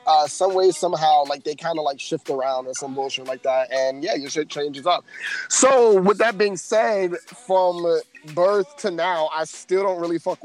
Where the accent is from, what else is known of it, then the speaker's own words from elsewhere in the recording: New York City, New York, United States; we are authentically from New York City